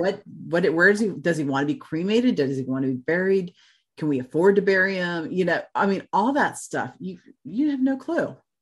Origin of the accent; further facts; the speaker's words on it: Florida, United States; also born or lived in Tennessee; now in Kettering, Ohio, United States; I grew up in Florida